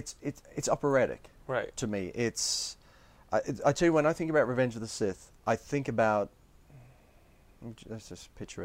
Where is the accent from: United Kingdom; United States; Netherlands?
United Kingdom; England; also born or lived in Australia; Partially in England, partially in Australia.